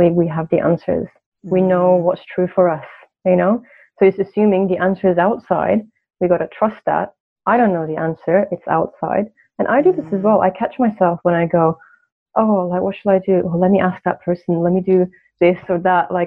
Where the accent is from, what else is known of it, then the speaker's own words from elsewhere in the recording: Turkey; moved away as an adult; now in United Kingdom; I'm Turkish, I'm from Turkey